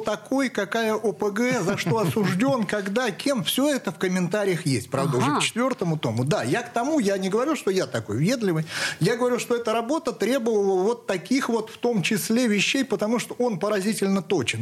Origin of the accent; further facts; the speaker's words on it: Saratov, Saratov Oblast, Russia; я из Саратова